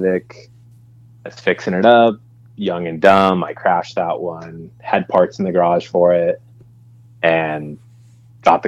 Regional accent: Lancaster, California, United States; I grew up in Lancaster, California, which, if you don't know, is about 20 minutes away from Willow Springs

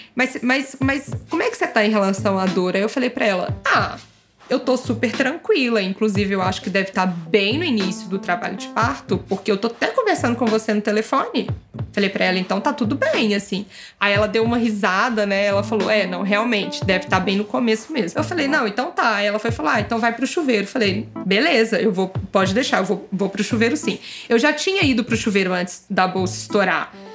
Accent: Belo Horizonte, Minas Gerais, Brazil; moved away as an adult; also born or lived in São Paulo; a gente resolveu vir para Belo Horizonte passar a pandemia aqui, com a nossa família, porque somos de BH.

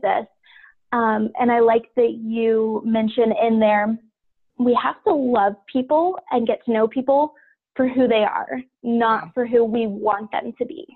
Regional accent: Ashville, Ohio, United States; now in New Jersey, United States; I grew up in uh, the middle of nowhere, Ohio, on a family farm, okay. and now I live in New Jersey, just south of New York City

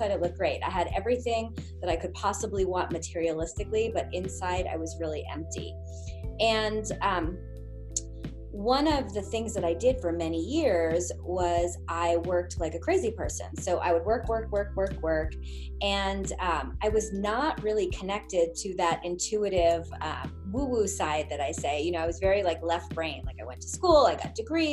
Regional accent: Long Island, New York, United States; I grew up in a area in Long Island where most of the people there were not hippies.

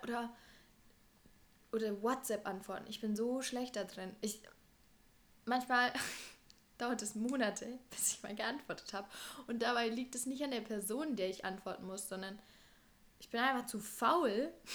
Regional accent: Germany; wir in Deutschland aufgewachsen

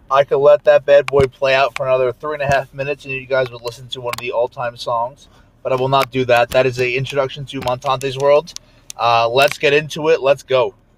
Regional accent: New Jersey, United States; I'm from New Jersey

